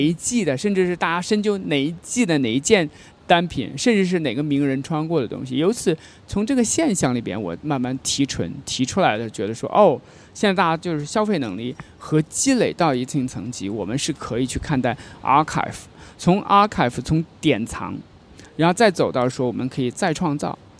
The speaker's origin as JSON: {"language": "Chinese", "country": "China", "said": "我们中国人"}